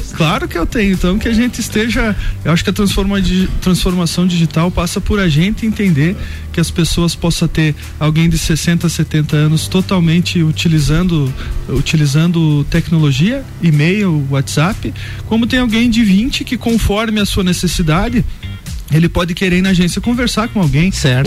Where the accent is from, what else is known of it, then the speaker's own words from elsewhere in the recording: Bom Jesus, Rio Grande do Sul, Brazil; moved away as an adult; now in Lages, Brazil; sou natural aqui da vizinha Bom Jesus